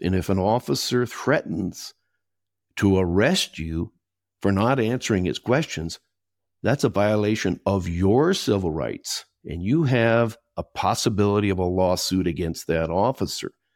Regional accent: Minnesota, United States; accent: Minnesota; moved away as an adult; also born or lived in England; now in Costa Rica; I was born and raised in Minnesota

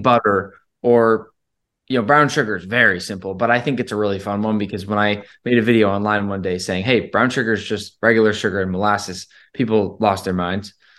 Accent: Rhode Island, United States; now in Boston, United States; I grew up in Rhode Island, and I've been in Boston for so long.

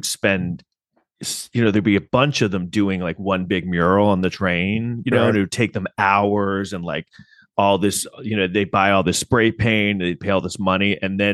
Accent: New York City, New York, United States; I grew up in Manhattan and, you know, I was in high school in like the late 80s, early 90s.

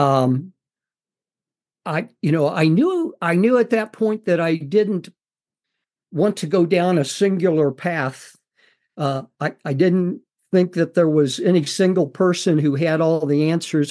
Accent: Missouri, United States; I grew up on a farm in Missouri

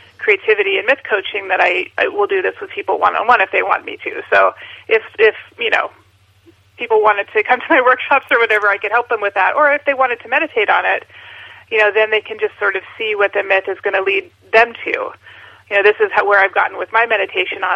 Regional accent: Alaska, United States; where I grew up in Alaska

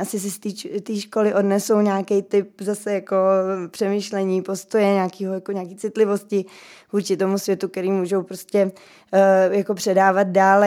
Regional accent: Czechia

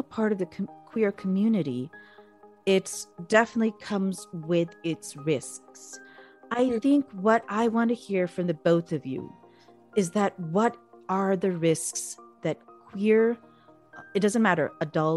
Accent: Pakistan; moved away; the environment I grew up in Pakistan

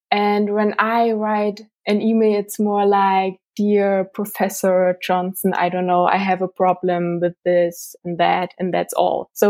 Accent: Germany; I'm from Germany.

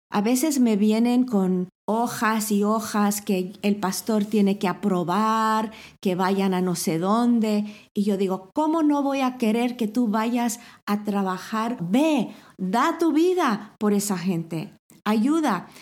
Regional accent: Mexico; moved away as an adult; also born or lived in Ciudad Real, Spain; now in Spain; crecí en México

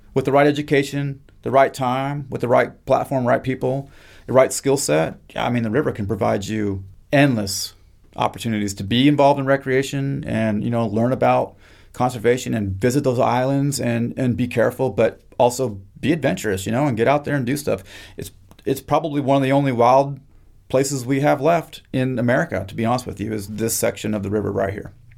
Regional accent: Kamiah, Idaho, United States; moved away as an adult; also born or lived in Kodiak / Cape Cod; now in Mississippi, United States; I am from a small town in North Idaho, way up in the mountains, called Kamiai, and I was born and raised on the Nespers Indian

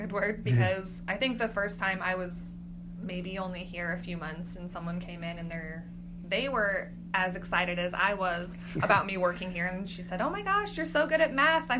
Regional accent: Clatskanie, Oregon, United States; from Clatskanie, and I'm an MC going on 6 years

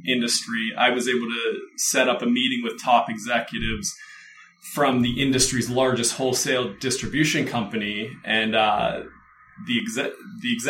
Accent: Pittsburgh, Pennsylvania, United States; moved away as an adult; also born or lived in Aspen, Colorado; now in Los Angeles, United States; move from my hometown in Pittsburgh, Pennsylvania to Aspen, Colorado to be a ski bum

